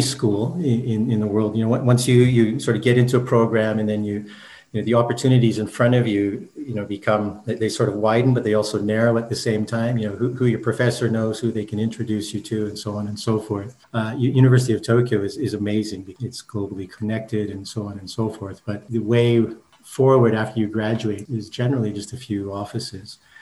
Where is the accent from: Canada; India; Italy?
Canada; Brandon, Manitoba; moved away as an adult; also born or lived in Japan; I grew up in Manitoba, you know, in a small town in Brandon